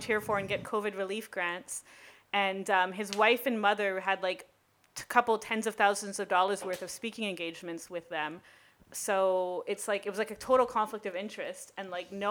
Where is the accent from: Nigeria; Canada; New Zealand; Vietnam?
Canada; Quebec; moved away; I'm from Quebec